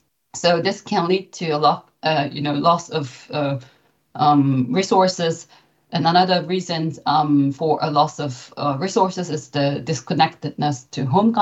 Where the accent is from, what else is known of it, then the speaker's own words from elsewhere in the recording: Japan; now in Germany; So I came from Japan, and I've been living in Germany for nearly 15 years.